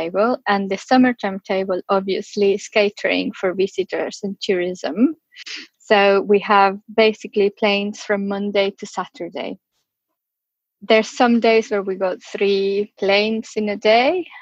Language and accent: English; Venezuela; moved away as an adult; also born or lived in London, United Kingdom; now in Fair Isle, United Kingdom; I was born and I grew up in Venezuela, in South America, to a French father and a Venezuelan mother